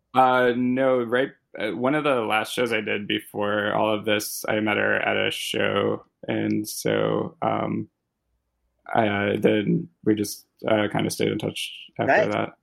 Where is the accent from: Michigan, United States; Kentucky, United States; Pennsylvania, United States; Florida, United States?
Kentucky, United States; Louisville; I grew up in Louisville, Kentucky